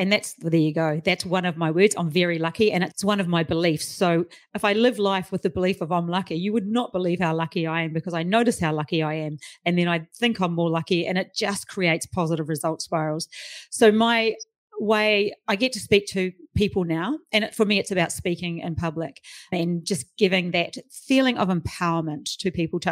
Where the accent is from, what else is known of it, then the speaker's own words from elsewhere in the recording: New Zealand; moved away as an adult; now in Australia; I'm from New Zealand.